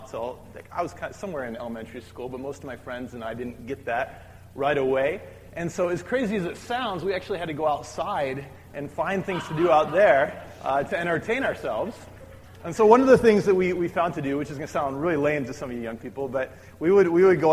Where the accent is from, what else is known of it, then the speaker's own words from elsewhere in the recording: Midwest, United States; When I was growing up in the Midwest